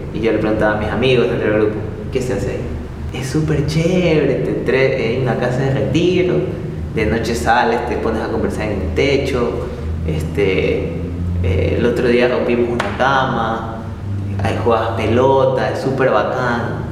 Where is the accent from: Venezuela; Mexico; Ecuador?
Ecuador; soy de Ecuador